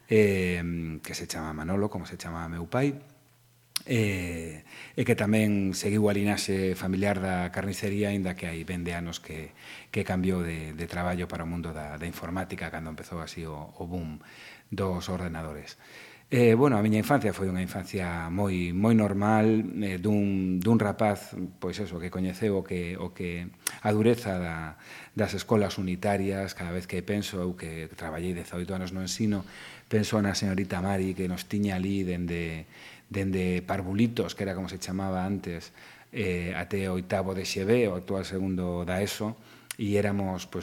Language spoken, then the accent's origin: Galician; Vigo, Galicia, Spain; also born or lived in Santiago de Compostela; en Vigo, estudei en Santiago cinco anos, pero ia correndo na fin de semana para casa. Eh, creíme no barrio de Teis, nun barrio obreiro, nun barrio moi proletario